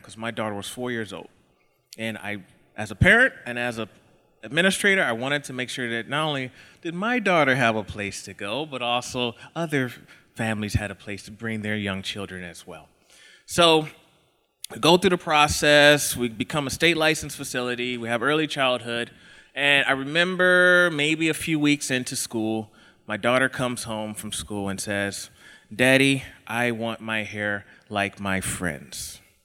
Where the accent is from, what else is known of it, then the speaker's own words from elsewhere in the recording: Texas, United States; now in Idaho, United States; I live in Idaho, uh, but I'm not from, I'm from Texas